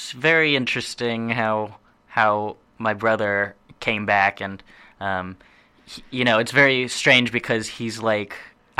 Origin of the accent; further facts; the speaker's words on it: Austin, Texas, United States; also born or lived in Portland, United States; But growing up everywhere else, like we grew up in Austin, Texas and mm-hmm. Portland, Oregon.